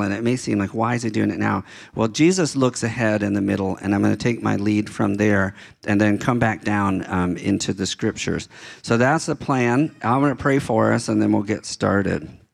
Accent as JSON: {"language": "English", "town": "Baltimore", "region": "Maryland", "country": "United States", "tie": "born or raised there", "moved": "yes", "said": "when I was a kid growing up in Baltimore"}